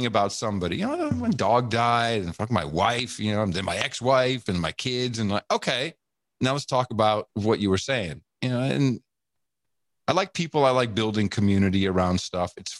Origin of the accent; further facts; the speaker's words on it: Amsterdam, North Holland, Netherlands; moved away; also born or lived in United States; I grew up with that. I grew up in Amsterdam